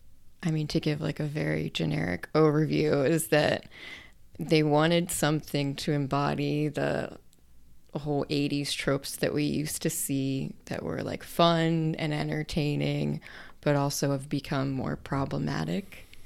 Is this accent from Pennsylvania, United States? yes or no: yes; Pittsburgh, Pennsylvania, United States; I'm from Pittsburgh, so our baseball team is terrible.